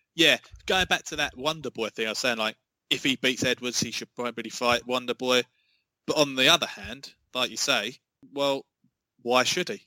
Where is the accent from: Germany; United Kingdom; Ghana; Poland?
United Kingdom; England; I, am as an Englishman